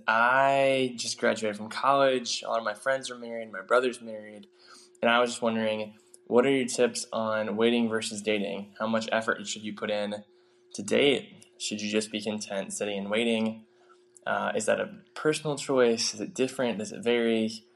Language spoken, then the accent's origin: English; Cincinnati, Ohio, United States; I'm from Cincinnati, Ohio